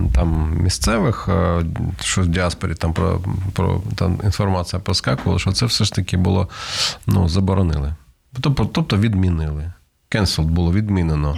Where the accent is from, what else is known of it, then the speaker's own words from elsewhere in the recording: Kharkiv, Kharkiv Oblast, Ukraine; концерт в Харкові, це моє рідне місто